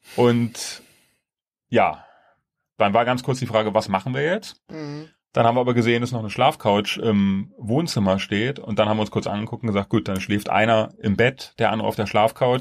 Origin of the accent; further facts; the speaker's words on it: Germany; wir so als Deutsche